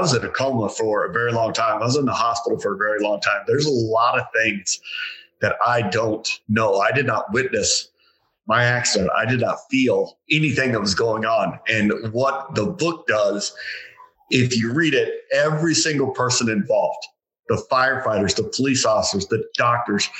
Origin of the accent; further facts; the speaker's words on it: Phoenix, Arizona, United States; I was born and raised here in the Valley